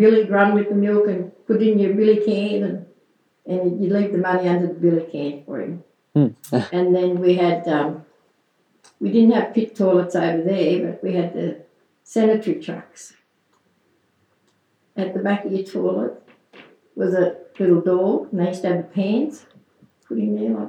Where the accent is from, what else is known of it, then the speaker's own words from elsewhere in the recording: Dubbo, New South Wales, Australia; I lived in North Dubbo, and then I went to North Dubbo school when I was five